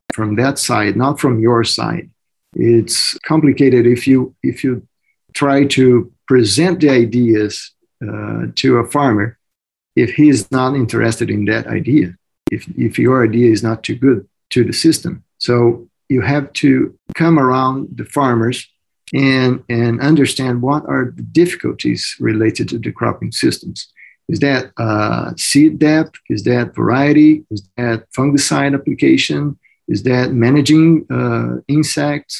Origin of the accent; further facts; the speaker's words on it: Mato Grosso, Brazil; moved away as an adult; now in United States; Mato Grosso, which is my home state in Brazil